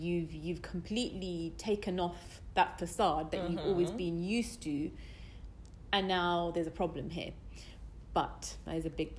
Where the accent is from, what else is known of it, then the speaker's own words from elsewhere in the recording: United Kingdom; I'm as British as can be.